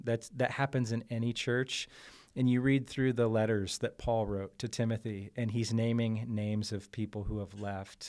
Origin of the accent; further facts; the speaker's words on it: Columbus, Ohio, United States; I'm from Columbus, Ohio